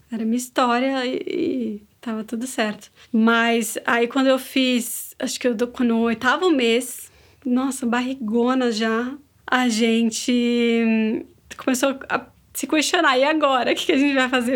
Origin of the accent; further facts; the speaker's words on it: São Paulo, Brazil; moved away as an adult; now in São Miguel dos Milagres, Brazil; Eu sou de São Paulo, mas moro há 10 anos em Alagoas